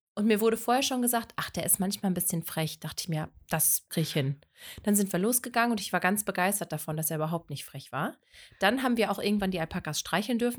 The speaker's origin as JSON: {"language": "German", "area": "Lippe", "region": "North Rhine-Westphalia", "country": "Germany", "tie": "born or raised there", "said": "Ich komme aus dem wunderschönen Lippe"}